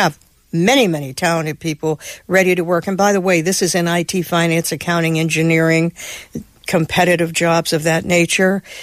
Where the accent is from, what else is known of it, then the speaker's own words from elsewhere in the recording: Pittsburgh, Pennsylvania, United States; my hometown, which is Pittsburgh, Pennsylvania